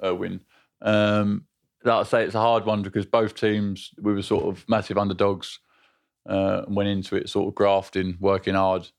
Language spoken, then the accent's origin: English; London, United Kingdom; moved away; I grew up South London, Bixleaf